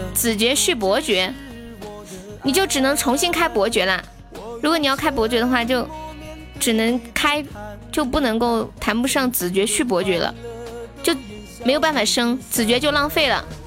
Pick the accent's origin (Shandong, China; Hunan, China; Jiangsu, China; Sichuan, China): Sichuan, China; moved away as an adult; also born or lived in Shenzhen / Xi'an; 我是四川的呀